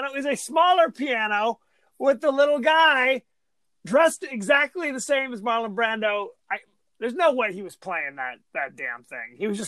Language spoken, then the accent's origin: English; California, United States; I'm from Orange County. We've this before lunch. That's how we roll.